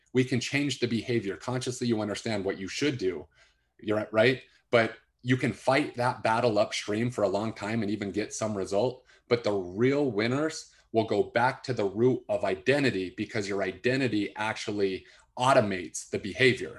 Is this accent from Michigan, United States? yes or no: no; West Valley City, Utah, United States; I grew up in West Valley, which was not the rich side of town.